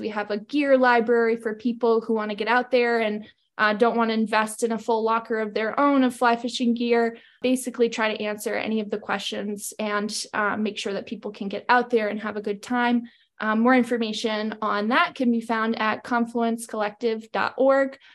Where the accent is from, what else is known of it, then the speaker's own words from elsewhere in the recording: Maine, United States; moved away as an adult; now in Missoula, United States; I grew up in Maine and I'm currently residing in Missoula, Montana.